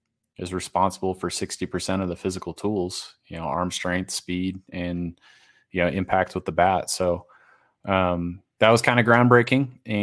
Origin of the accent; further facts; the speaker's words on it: Massachusetts, United States; Yeah, born and raised in Western Massachusetts, born and raised a Red Sox fan in the curse era.